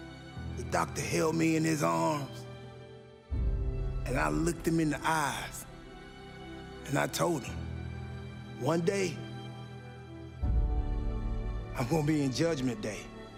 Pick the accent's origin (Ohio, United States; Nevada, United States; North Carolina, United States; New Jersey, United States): North Carolina, United States; Charlotte; born there; I was born in Charlotte, North Carolina, on a cold January morning.